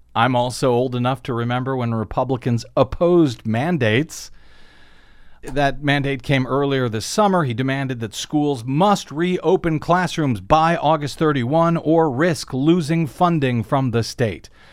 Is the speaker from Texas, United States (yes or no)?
no; St. Louis, Missouri, United States; moved away; Saint Louis, Missouri, from my hometown